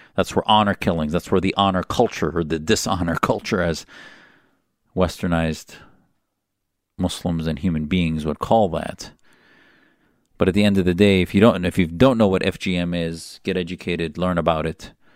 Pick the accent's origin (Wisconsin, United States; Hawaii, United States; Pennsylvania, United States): Wisconsin, United States; my identity as a Wisconsinian, the state I was from.